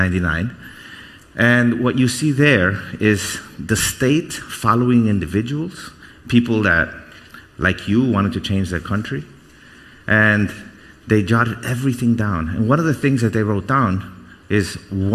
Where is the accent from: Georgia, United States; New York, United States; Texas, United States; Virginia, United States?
New York, United States; New York City; also born or lived in Guatemala; We left Guatemala, and we came here. So I grew up in New York. I grew up in Brooklyn